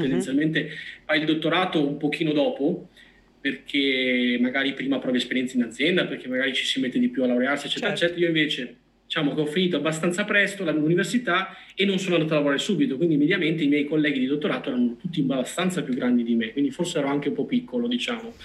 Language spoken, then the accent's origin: Italian; Vicenza, Veneto, Italy; io sono di Vicenza quindi ho Padova qua vicino